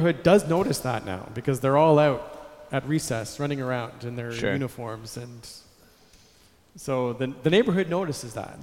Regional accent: Canada; I'm a Canadian. I grew up in Canada.

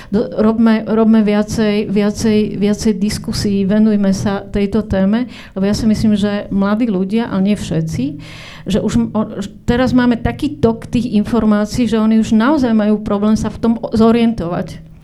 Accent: Očová, Banská Bystrica Region, Slovakia; som stred, zo Stredného Slovenska, z Očovej, tam som chodila na základnú školu

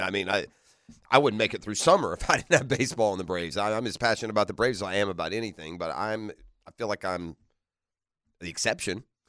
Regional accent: United Kingdom; moved away; I'm a British subject

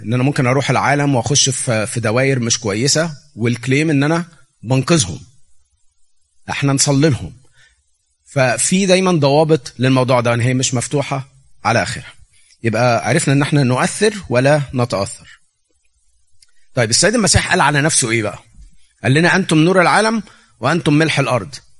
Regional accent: Egypt; moved away as an adult; now in United States; أنا جاي من مصر

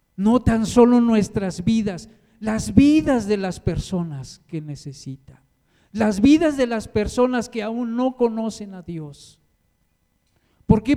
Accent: Mexico; yo soy de allá de Cuchoacán

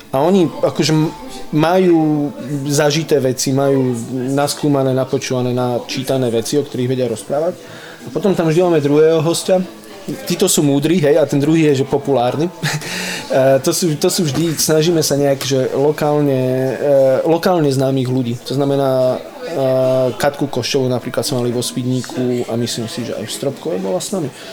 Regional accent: High Tatras, Prešov Region, Slovakia; now in Bratislava, Slovakia; ja som zo Sibíra, tu Sibír ani nikto nevie, kde to je, to je vo Vysokých Tatrach.

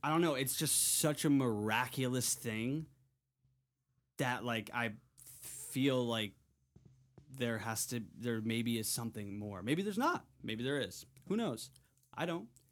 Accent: Connecticut, United States; I grew up in Connecticut, but I moved to, or I, I would go to Block Island, Rhode Island every summer

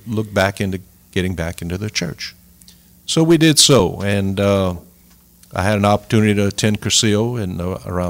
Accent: Sunset, Louisiana, United States; I'm from Sunset. I was born and raised there.

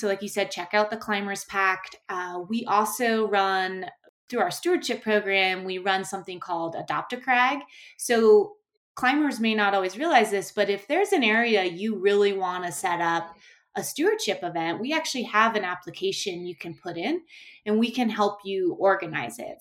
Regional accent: Bailey, Colorado, United States; moved away as an adult; also born or lived in Alaska; I grew up in a really rural area called Bailey, Colorado

